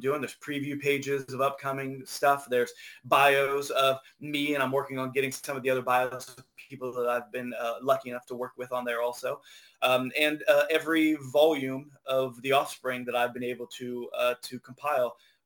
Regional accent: Ohio, United States; I grew up in Ohio

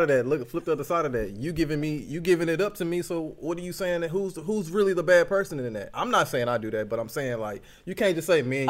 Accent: Dallas, Texas, United States; I'm from Dallas, Texas. Oak Cliff, Sundale. I'm not Sundale, Glendale

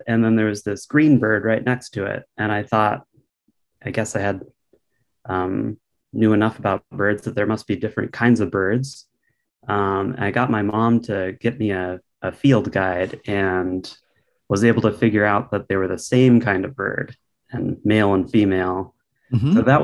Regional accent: Bonney Lake, Washington, United States; Up on the hill in Bonnie Lake

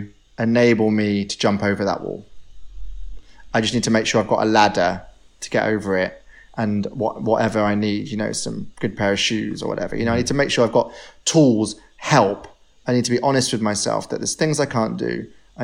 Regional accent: Devon, South West England, United Kingdom; now in London, United Kingdom; When I was growing up in Devon

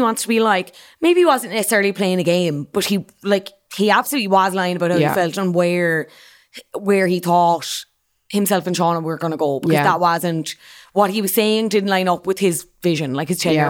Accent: County Cork, Ireland; accent: Cork; I like to think I still sound from Cork

